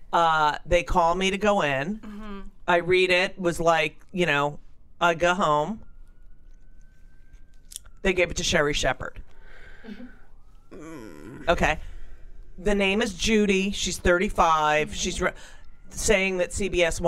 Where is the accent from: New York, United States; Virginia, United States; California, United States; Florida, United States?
New York, United States; also born or lived in Los Angeles; I'm from New York